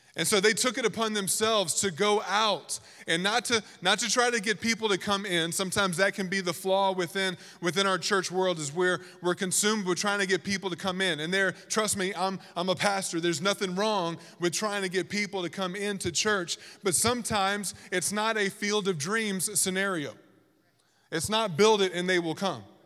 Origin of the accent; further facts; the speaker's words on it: Virginia, United States; moved away; I grew up in Virginia